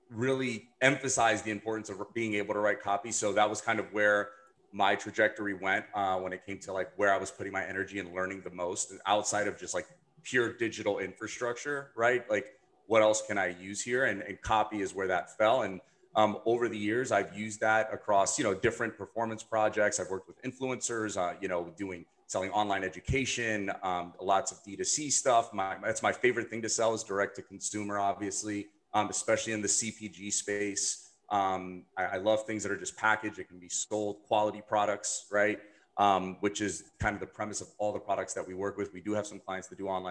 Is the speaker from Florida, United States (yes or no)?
yes; Miami, Florida, United States; I'm from Miami